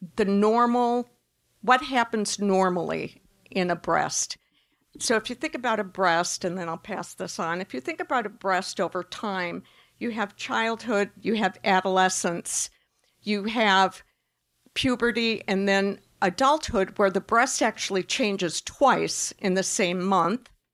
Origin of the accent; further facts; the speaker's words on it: Wisconsin, United States; I'm a Midwesterner by, by, um, I was raised in Wisconsin